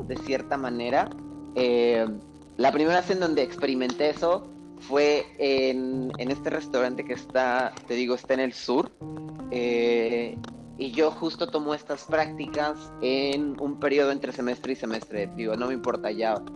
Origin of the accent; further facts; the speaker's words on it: Veracruz, Mexico; moved away; pero yo crecí en Veracruz, no soy de Veracruz, pero crecí en Veracruz